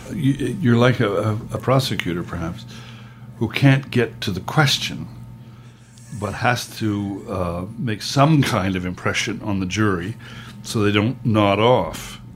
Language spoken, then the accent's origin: English; Canada; also born or lived in United States